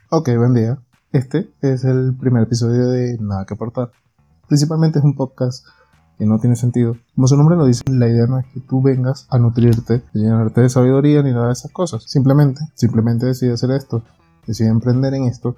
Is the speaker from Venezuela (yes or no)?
yes; Venezuela; moved away as an adult; now in Ecuador; yo soy venezolano